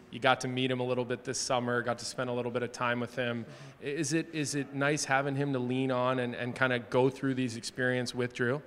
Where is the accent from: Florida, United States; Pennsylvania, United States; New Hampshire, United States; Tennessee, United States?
Pennsylvania, United States; Philadelphia; now in Chicago, United States; I grew up in Philadelphia